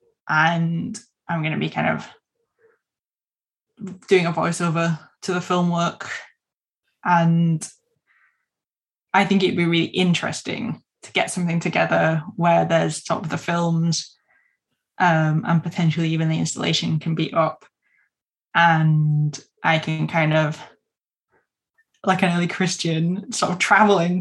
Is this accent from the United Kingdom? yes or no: yes; Keighley, Yorkshire and the Humber, United Kingdom; at Keithy Creative in my hometown